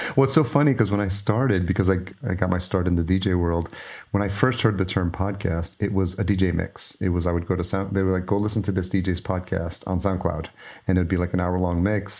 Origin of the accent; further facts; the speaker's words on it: New York, United States; I grew up in New York